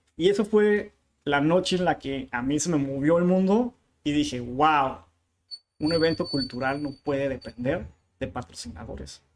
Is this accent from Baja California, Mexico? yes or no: yes; Tijuana, Baja California, Mexico; first language Spanish; also born or lived in Chula Vista, California, United States; soy, soy tijuanense, nací en Chulavista, pero Chulavista es como la colonia de al lado, ¿no? Entonces por eso tuve la, facilidad de, hacer, estudié hasta la secundaria aquí